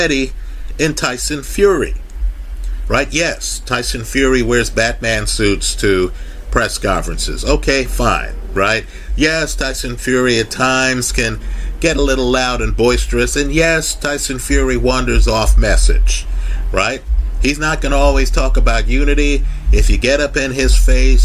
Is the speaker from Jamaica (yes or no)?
yes; Kingston, Jamaica; We from Jamaica, I was born in Kingston